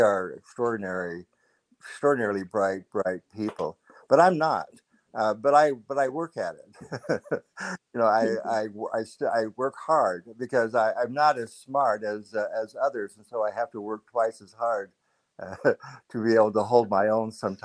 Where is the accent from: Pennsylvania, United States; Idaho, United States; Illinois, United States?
Idaho, United States; southeastern; moved away as an adult; when I was growing up in Idaho on a farm in southeastern Idaho